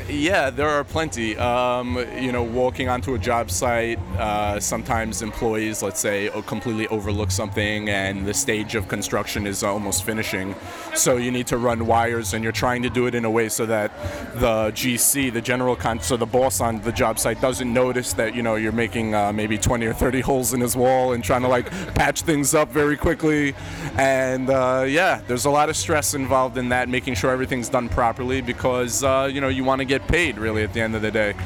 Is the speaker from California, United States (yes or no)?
no; New York City, New York, United States; also born or lived in Brooklyn, New York; I'm originally from Queens, but I've been in Brooklyn now since 2007, 2006 maybe